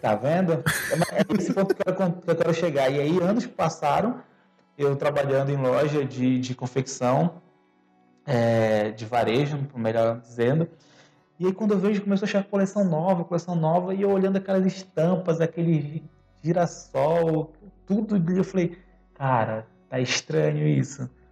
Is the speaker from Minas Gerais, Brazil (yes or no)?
no; Belém, Pará, Brazil; moved away as an adult; now in Campinas, Brazil; sou de Belém do Pará